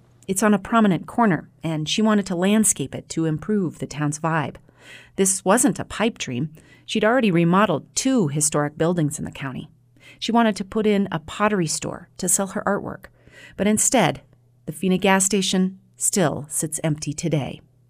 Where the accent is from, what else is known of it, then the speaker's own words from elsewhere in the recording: Walden, Colorado, United States; moved away as an adult; he wasn't the only young innovator that bailed on Walden around that time. Lots of us did, including me and Ken.